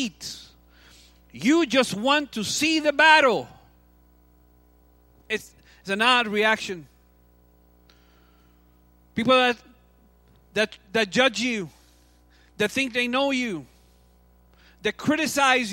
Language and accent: English; Cuba; moved away; I'm from Cuba. So I grew up playing baseball